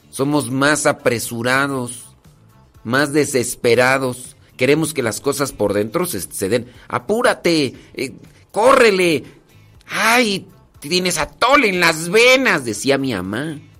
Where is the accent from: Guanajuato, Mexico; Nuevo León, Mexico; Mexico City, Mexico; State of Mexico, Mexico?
State of Mexico, Mexico; en San Vicente Chicoloapan, Estado de México. En el Estado de México nací.